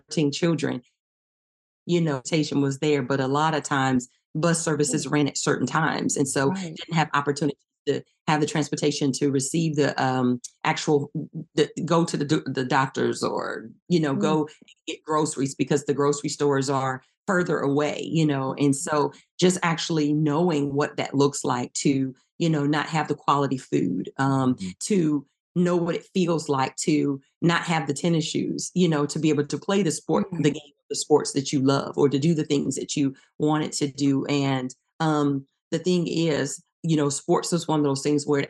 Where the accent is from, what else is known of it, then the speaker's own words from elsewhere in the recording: East Chicago, Indiana, United States; moved away as an adult; now in Texas, United States; we're originally both from Indiana. We went to East Chicago Central High School